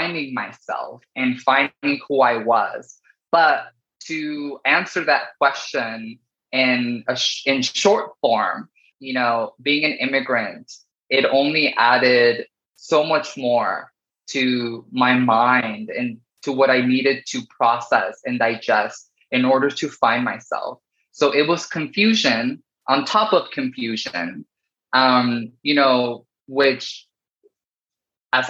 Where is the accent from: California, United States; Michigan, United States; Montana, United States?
California, United States; Paramount; English is a second language; also born or lived in Sonora, Mexico; I grew up in Southern California in this city called Paramount, which is right next to Long Beach and Lakewood and Cerritos